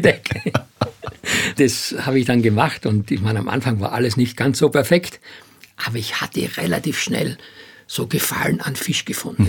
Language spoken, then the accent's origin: German; Styria, Austria; moved away as an adult; also born or lived in Hamburg; ich komme ja aus der Steiermark